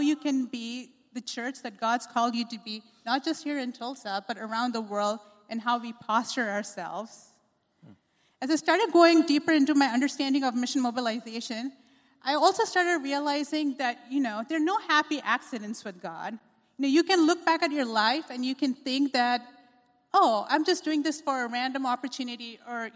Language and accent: English; Pune, Maharashtra, India; moved away as an adult; also born or lived in Chicago, United States; now in United States; I was raised in India, in a city called Pune